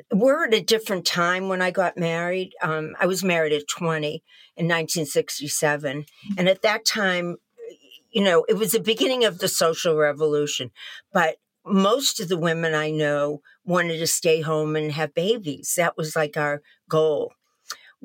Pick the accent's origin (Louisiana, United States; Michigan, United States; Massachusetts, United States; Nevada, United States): Massachusetts, United States; Newton; I grew up in Newton, Massachusetts, about 15, 20 minutes outside of Boston as a child in the 50s.